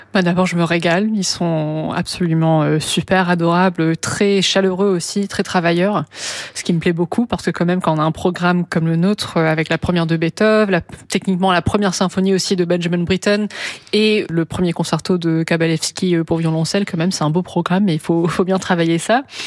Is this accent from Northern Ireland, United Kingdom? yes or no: no; London, United Kingdom; moved away; je suis née à Londres, j'ai grandi à Londres